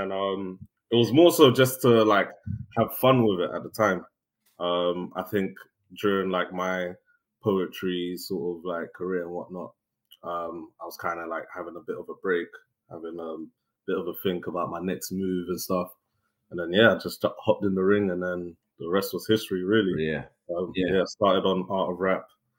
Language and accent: English; London, United Kingdom; also born or lived in Newham, East London; I was born actually in East London, Newham. But I spent most of my early childhood in like Central, like which is like London Bridge.